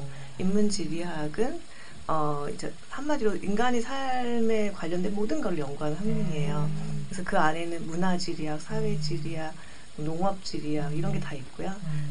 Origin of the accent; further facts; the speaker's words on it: Jeju, South Korea; also born or lived in Seoul; 제 고향인 제주를 너무 사랑해요